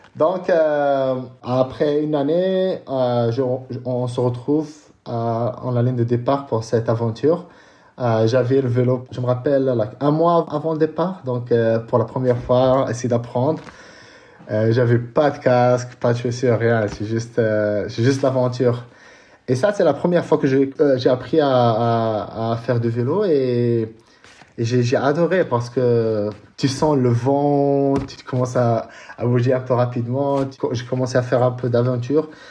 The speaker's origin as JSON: {"language": "French", "town": "Casablanca", "region": "Casablanca-Settat", "country": "Morocco", "tie": "born or raised there", "also_born_or_lived": "California / Colorado Springs", "moved": "as an adult", "said": "je suis né euh, à Casablanca"}